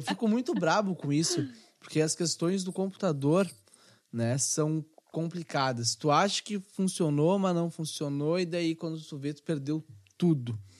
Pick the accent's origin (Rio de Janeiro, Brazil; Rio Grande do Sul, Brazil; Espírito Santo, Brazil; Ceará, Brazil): Rio Grande do Sul, Brazil; nós como gaúchos